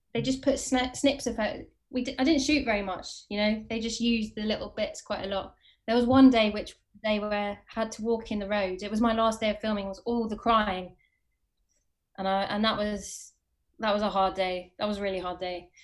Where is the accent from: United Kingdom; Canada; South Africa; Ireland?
United Kingdom; Watford, East of England; moved away as an adult; also born or lived in Camden, London / Hackney, London; now in London, United Kingdom; I'm from Watford, but I live in Camden